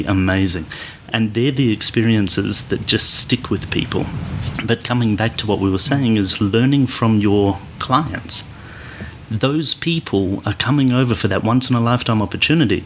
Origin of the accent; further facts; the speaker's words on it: Australia; moved away; I'm from Australia as well originally.